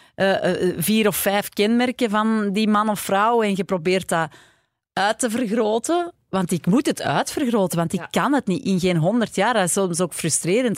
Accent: Mortsel, Flanders, Belgium; now in Antwerp, Belgium; ik ben zelf afkomstig van Mortsel en ik ben wel altijd al vanaf de eerste kleuterklas in Antwerpen naar school gegaan

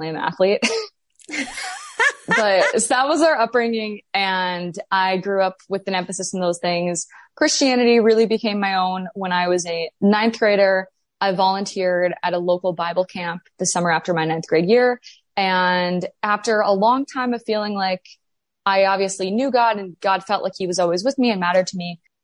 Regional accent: Grand Forks, North Dakota, United States; I am from Grand Forks, North Dakota

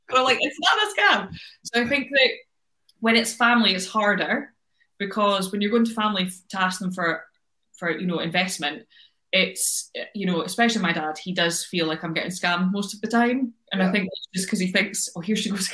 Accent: United Kingdom

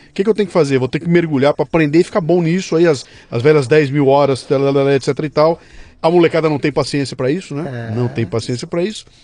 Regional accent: Bauru, São Paulo, Brazil; accent: caipira; Eu sou de Bauru, tá?

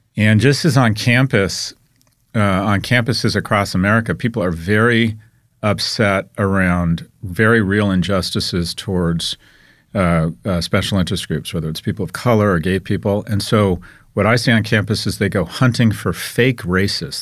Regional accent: United States; I'm an American

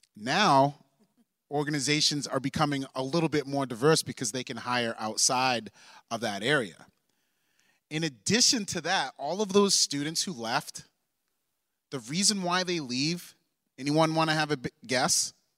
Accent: Maine, United States; moved away; I am also from Maine. Shout out to the two oh seven

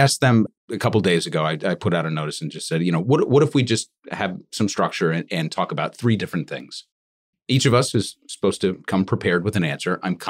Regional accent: New York, United States; one of the things that really struck me as a New Yorker

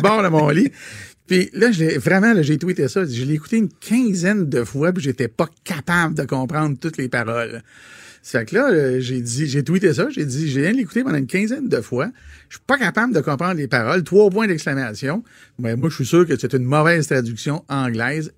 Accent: Quebec, Canada; en tant que Québécois francophone vivant au Québec

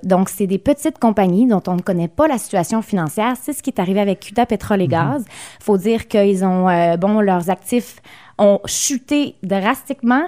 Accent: Gaspésie, Quebec, Canada; Chez nous, en Gaspésie

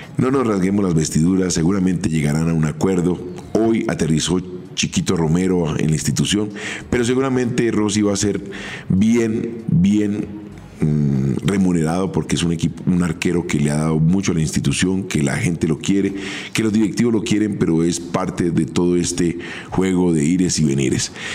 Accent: Colombia; yo vengo de Colombia

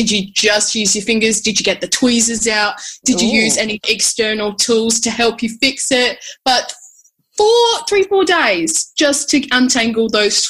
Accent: Adelaide, South Australia, Australia; moved away as an adult; now in Melbourne, Australia; I'm born and raised in Adelaide, South Australia. So I moved to Melbourne pretty recently. Well, if recently is like a year and a half ago.

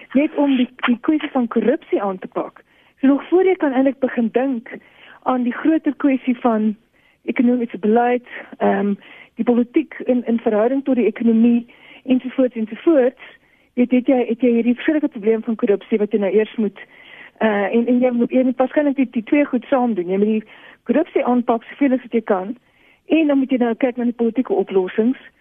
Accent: South Africa; as alle Suid-Afrikaners

